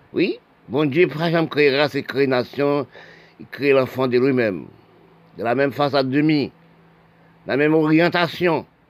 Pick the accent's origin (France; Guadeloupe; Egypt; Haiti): Haiti; C'est nous les Haïtiens